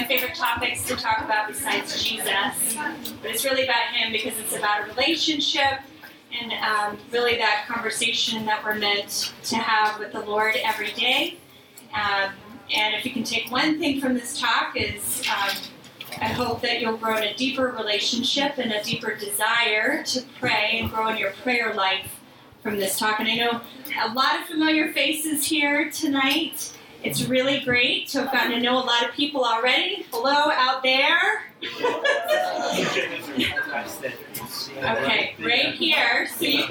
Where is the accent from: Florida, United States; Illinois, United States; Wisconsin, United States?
Florida, United States; also born or lived in Bronx, New York; now in Atlantic City, United States; I'm originally from Florida